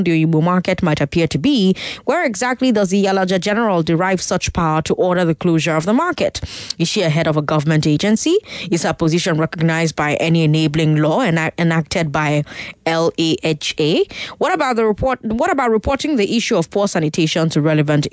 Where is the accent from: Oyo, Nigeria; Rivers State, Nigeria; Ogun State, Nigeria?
Rivers State, Nigeria; Port Harcourt; now in Lagos, Nigeria; I grew up in Port Harcourt